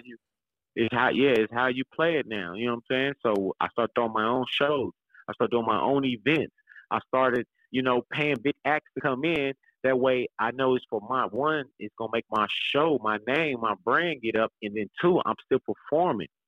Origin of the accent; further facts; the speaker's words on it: Kansas City, Kansas, United States; I'm from Wanda, I'm from Kansas